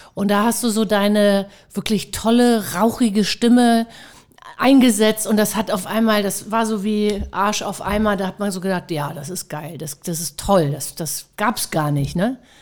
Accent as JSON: {"language": "German", "region": "Hamburg", "country": "Germany", "said": "Ich bin ja auch eine Hamburger Dern"}